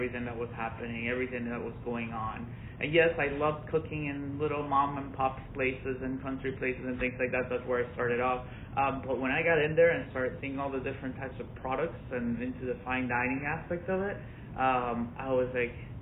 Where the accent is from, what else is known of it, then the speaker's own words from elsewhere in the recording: Orlando, Florida, United States; also born or lived in Venezuela; I grew up mostly in Orlando, Florida.